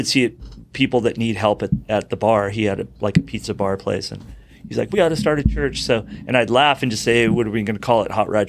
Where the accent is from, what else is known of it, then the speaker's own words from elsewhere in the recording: California, United States; You know, we're all originally from the South Bay, so I was the youngest to come down here to Capo Beach and then Dana Point Mission Viejo.